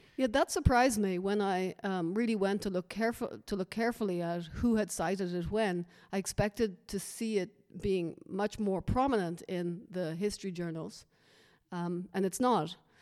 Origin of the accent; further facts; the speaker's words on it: Dublin, Leinster, Ireland; moved away; my being Irish